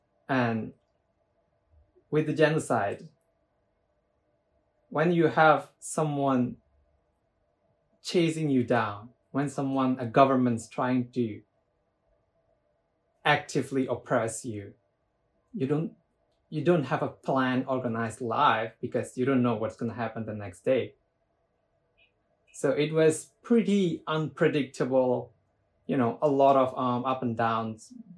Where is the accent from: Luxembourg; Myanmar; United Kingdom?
Myanmar; English is a second language; Life in the earlier was, I wouldn't say it was bad or worse